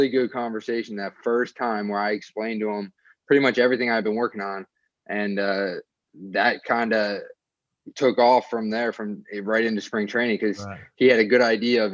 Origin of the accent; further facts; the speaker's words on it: Cleveland, Ohio, United States; moved away as an adult; also born or lived in New Jersey; now in Long Island, United States; I grew up in Ohio, just in a suburb of Cleveland.